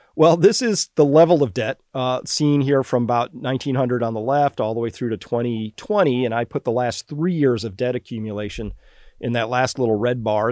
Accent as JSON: {"language": "English", "region": "Massachusetts", "country": "United States", "said": "I'm from Massachusetts"}